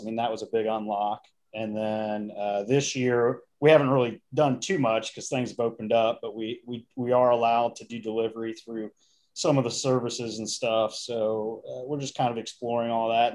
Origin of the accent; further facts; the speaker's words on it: Indiana, United States; now in Virginia, United States; I'm originally from Indiana